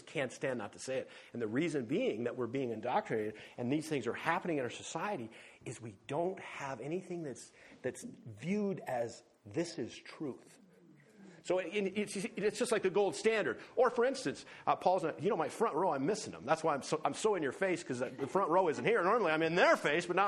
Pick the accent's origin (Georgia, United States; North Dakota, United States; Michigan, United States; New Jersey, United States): North Dakota, United States; also born or lived in Livingston, Montana; now in Montana, United States; I grew up in North Dakota